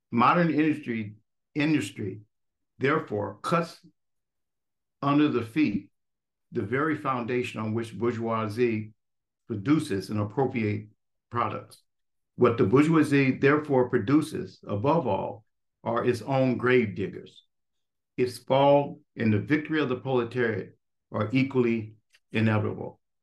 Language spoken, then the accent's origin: English; Los Angeles, California, United States; moved away; also born or lived in New York / Philadelphia; experience that I had growing up in Watts, uh, uh, California